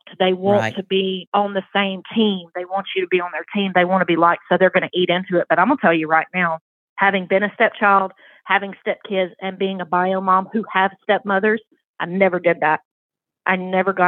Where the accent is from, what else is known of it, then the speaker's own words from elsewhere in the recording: the South, United States; accent: Southern; I was raised in the South, obviously. I'm sure you can hear it in my accent.